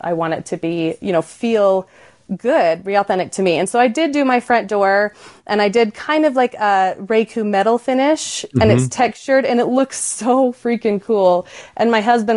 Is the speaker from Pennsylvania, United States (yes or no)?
no; Utah, United States; So I grew up in Utah and I was raised exploring Southern Utah of the national parks